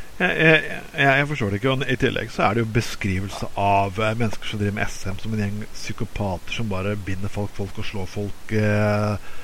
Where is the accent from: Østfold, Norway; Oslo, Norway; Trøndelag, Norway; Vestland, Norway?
Vestland, Norway; Bergen; siden vi er bergensere